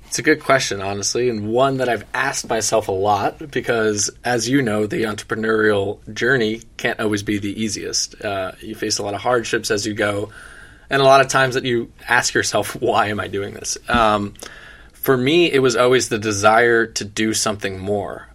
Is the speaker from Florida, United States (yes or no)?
yes; South Florida, United States; I'm born and raised in South Florida, born and raised at the beach basically every day.